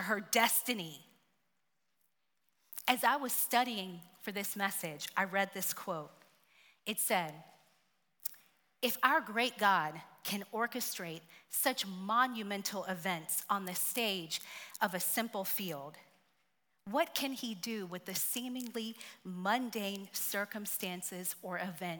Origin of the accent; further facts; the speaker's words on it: Tuskegee, Alabama, United States; moved away; I am from Tuskegee, Alabama.